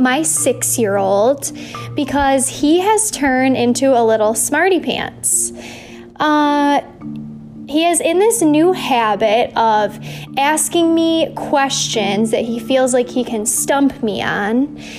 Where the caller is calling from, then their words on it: Louisville, Kentucky, United States; I'm calling in from Louisville, Kentucky.